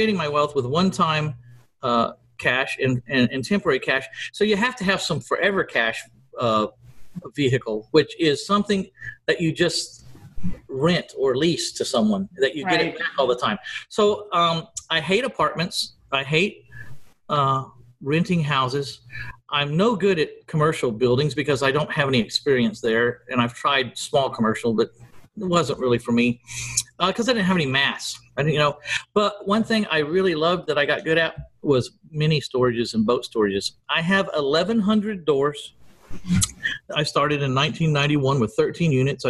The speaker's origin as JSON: {"language": "English", "town": "San Antonio", "region": "Texas", "country": "United States", "tie": "born or raised there", "said": "my hometown of San Antonio, Texas"}